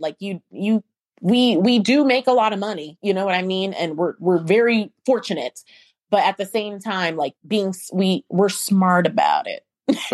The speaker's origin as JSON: {"language": "English", "region": "Ohio", "country": "United States", "tie": "born or raised there", "also_born_or_lived": "Alabama", "moved": "as an adult", "lives_now": "Atlanta, United States", "said": "I was born in the United States. I grew up in Ohio"}